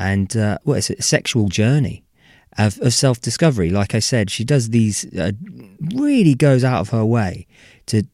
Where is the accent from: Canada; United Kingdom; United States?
United Kingdom; we're British